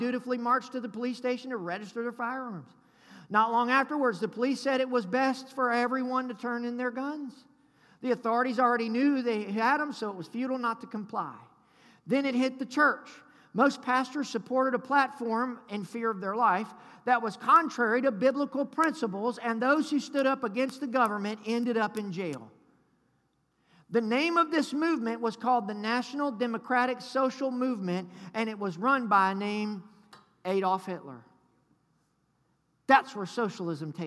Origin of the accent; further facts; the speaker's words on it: United States; I'm American